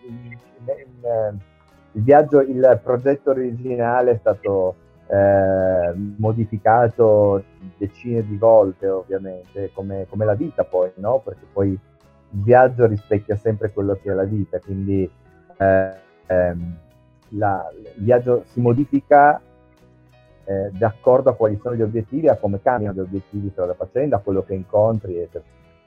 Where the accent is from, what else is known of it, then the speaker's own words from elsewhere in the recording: Asti, Piedmont, Italy; moved away as an adult; da Asti, io sono piemontese, sono artigiano